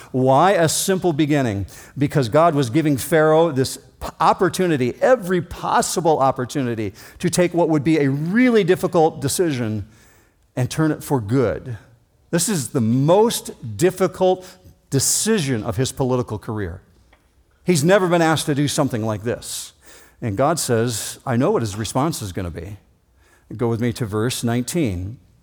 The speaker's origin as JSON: {"language": "English", "town": "Muskegon", "region": "Michigan", "country": "United States", "tie": "born or raised there", "said": "My birth certificate says that I was born in Muskegon County at Hackley Hospital."}